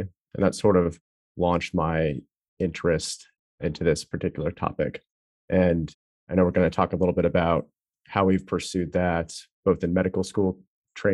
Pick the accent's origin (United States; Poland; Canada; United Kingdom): United States; Colorado; I grew up in Colorado